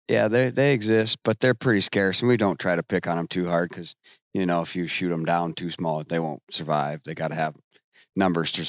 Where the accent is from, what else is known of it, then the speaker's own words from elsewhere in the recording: Western Iowa, United States; I'm from Western Iowa